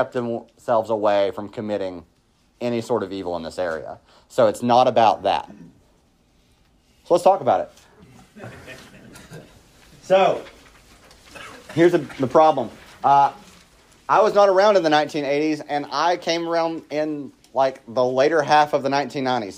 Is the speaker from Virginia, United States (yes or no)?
yes; southwestern Virginia, United States; growing up where I grew up in southwestern Virginia, love my hometown